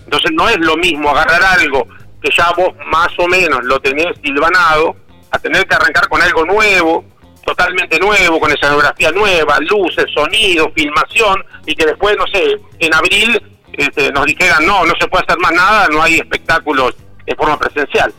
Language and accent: Spanish; Argentina; como en Argentina tenemos la costumbre de repetir las cosas malas